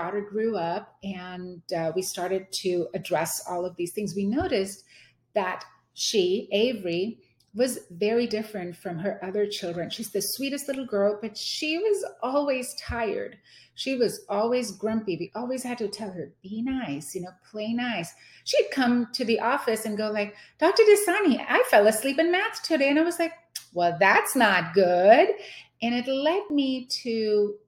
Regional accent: India; moved away as an adult; now in Houston, United States; I was born and raised in India

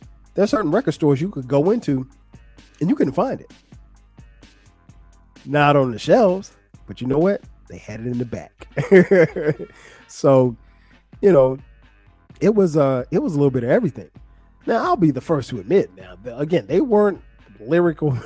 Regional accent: Florence, South Carolina, United States; the way we grew up in Florence, South Carolina

